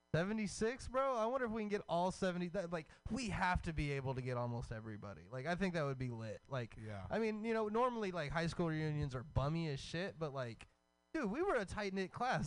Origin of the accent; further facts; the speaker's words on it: Hemphill, Texas, United States; moved away; the whole East Texas like area is just like woods